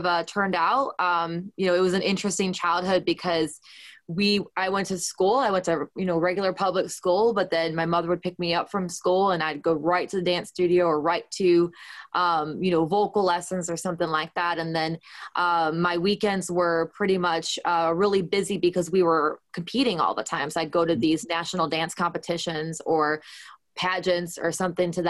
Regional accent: Canton, Michigan, United States; moved away as an adult; also born or lived in Detroit; now in Nashville, United States; I grew up in a town called Canton, and that was like a suburb, you know, kind of Detroit, kind of halfway between Ann Arbor and Detroit, the city.

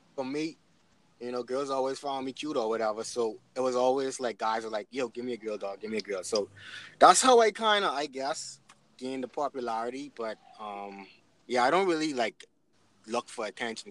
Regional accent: Nassau, New Providence, Bahamas; moved away as an adult; also born or lived in Canada; now in Freeport, Bahamas; I'm from Nassau, but I moved to Freeport

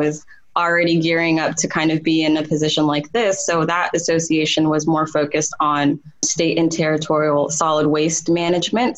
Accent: Sudan; now in United States; I was born in Sudan

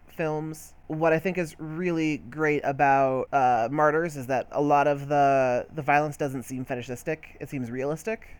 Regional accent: United States; I'm fucking American, so I don't gotta learn no goddamn French.

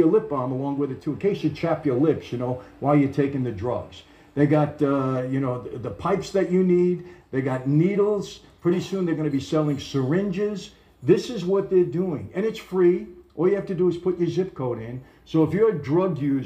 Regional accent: New York City, New York, United States; now in California, United States; I'm a New Yorker.

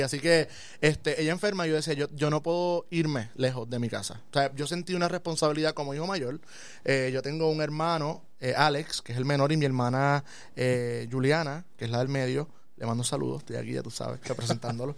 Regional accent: Aibonito, Puerto Rico; Este, estudié en la escuela Segunda Unidad José Sobalbosa, ahí bonito, en Asomante

